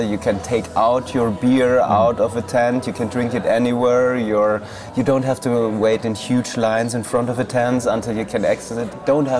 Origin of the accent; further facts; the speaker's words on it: Nuremberg, Bavaria, Germany; I'm from Bavaria. It's a city called Nuremberg.